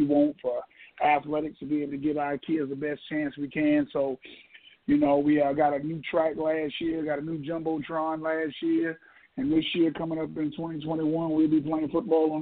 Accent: Sumter, South Carolina, United States; I was born and raised in Sumter

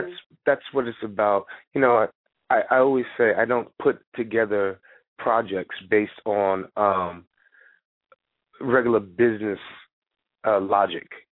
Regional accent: North Carolina, United States; also born or lived in Connecticut; now in New York, United States; I'm from North Carolina originally. I went to school in Connecticut. Um, work in New York, Connecticut. I live in New York

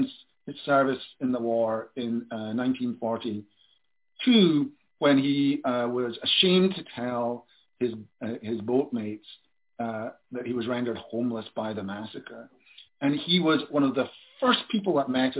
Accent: Glasgow, Scotland, United Kingdom; I'm from Glasgow

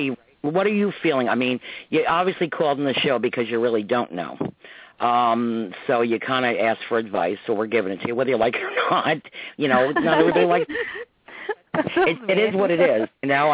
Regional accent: New York, United States; we grew up in New York and Westchester, yeah. 30 miles north of the city.

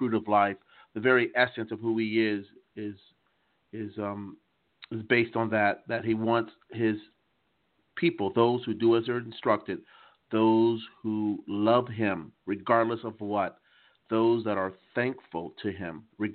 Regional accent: United States; accent: American; moved away as an adult; also born or lived in London / Paris; now in Strasbourg, France; I was raised in the United States of America

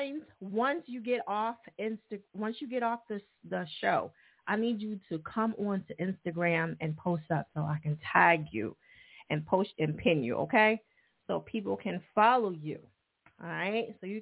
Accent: New Jersey, United States; now in Philadelphia, United States; Jersey? Okay, that's my home state. A lot of people think I'm from Philly, but I'm not. But I've been here 18 years

